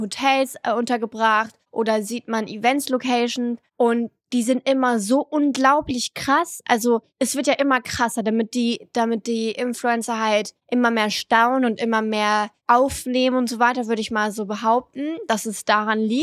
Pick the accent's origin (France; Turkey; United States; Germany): France; southern France; moved away; im Süden heiraten, da wo ich aufgewachsen bin